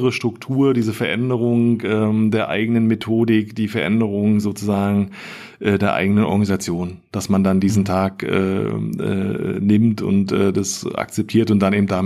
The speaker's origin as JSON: {"language": "German", "town": "Erkner", "region": "Brandenburg", "country": "Germany", "tie": "born or raised there", "said": "bin in Erkner groß geworden, ja, ähm, das ist so die letzte S-Bahn-Station ähm, Richtung Osten."}